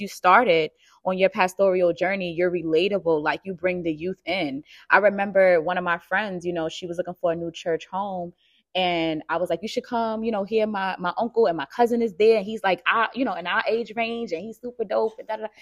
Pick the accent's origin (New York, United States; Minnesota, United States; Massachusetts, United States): New York, United States; New York City; I'm born and raised in Harlem